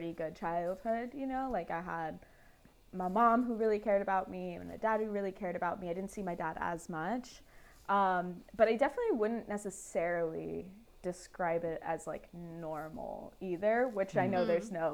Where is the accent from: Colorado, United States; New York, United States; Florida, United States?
Florida, United States; Miami; moved away as an adult; now in Atlanta, United States; I loved growing up in Miami